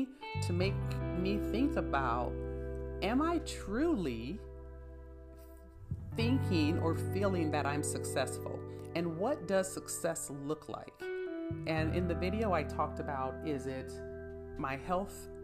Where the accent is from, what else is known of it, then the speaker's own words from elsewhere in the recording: San Bernardino, California, United States; I come from San Bernardino, where we didn't talk about going to college. We didn't talk about life outside of San Bernardino